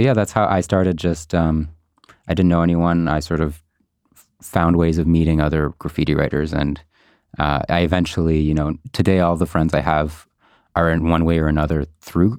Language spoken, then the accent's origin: English; Montreal, Quebec, Canada; I'm a Montreal local. Uh-huh. I grew up in NDG.